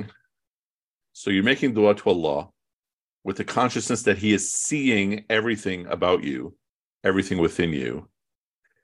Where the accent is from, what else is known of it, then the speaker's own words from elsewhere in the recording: Chicago, Illinois, United States; I'm from Chicago